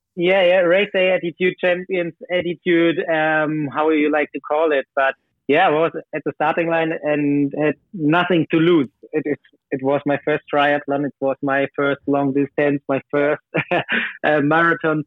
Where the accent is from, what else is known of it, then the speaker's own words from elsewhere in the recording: Berlin, Germany; also born or lived in Hamburg; now in near Hamburg, Germany; I was born in Berlin